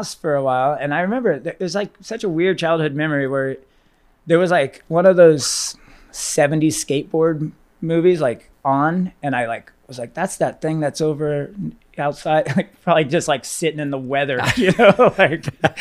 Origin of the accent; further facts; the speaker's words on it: Northern California, United States; also born or lived in Burlingame, California / San Francisco, California; now in Los Angeles, United States; I'm from Northern California